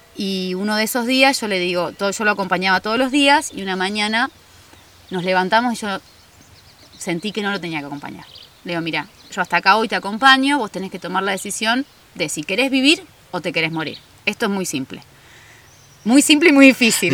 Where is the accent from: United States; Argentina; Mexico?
Argentina; Mar del Plata, Buenos Aires Province; now in Capilla del Monte, Argentina; soy marplatense, nací en Mar del Plata, en la provincia de Buenos Aires